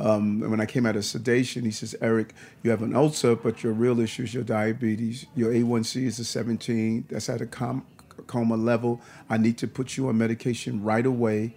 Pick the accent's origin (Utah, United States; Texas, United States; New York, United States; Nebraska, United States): New York, United States; New York City; also born or lived in Brooklyn; I grew up in Queens for a period of time. My mother's still there.